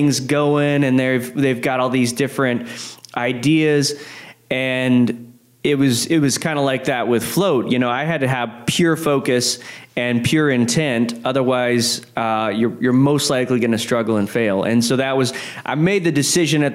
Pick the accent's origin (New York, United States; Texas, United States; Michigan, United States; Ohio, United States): Texas, United States; Odessa; moved away as an adult; also born or lived in San Marcos, Texas; now in San Antonio, United States; I grew up in Odessa, Texas, West Texas